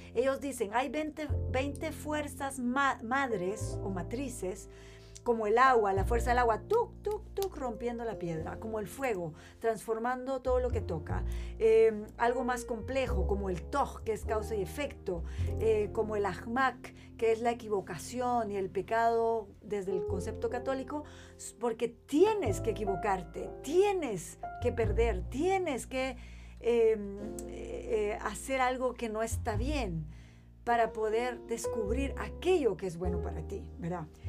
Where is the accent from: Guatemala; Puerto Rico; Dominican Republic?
Guatemala; moved away as an adult; also born or lived in Chile; yo crezco, o sea, nazco y crezco en Guatemala